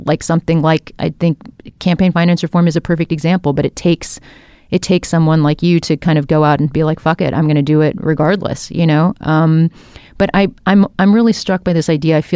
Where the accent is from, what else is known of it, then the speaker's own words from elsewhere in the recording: India; I'm an Indian woman, I'm a filmmaker